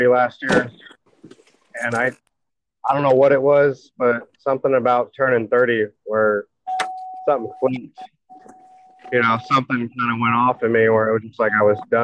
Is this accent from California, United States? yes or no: yes; California, United States; I grew up in California